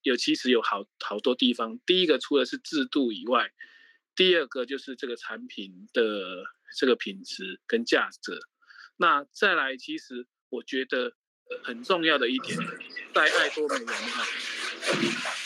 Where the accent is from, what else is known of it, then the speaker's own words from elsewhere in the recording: Taiwan; moved away as an adult; also born or lived in Mainland China; 我是在大陆大概工作三十年，快，二，二十几年，快三十年，我大概是十，六年前才回台湾